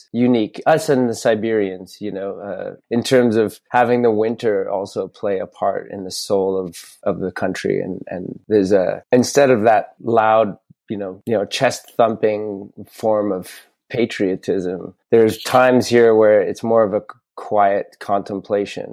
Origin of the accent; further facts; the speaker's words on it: Canada; also born or lived in Montreal; as a Canadian